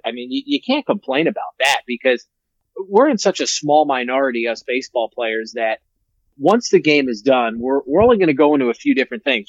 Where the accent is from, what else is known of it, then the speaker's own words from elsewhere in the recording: New York City, New York, United States; growing up in the Bronx as a Yankee fan